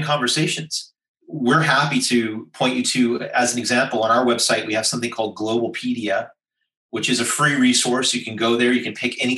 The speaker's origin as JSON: {"language": "English", "country": "United States", "accent": "American", "moved": "yes", "lives_now": "Singapore", "said": "Despite my Caucasian visage and my outrageous American accent, I am a Singaporean citizen"}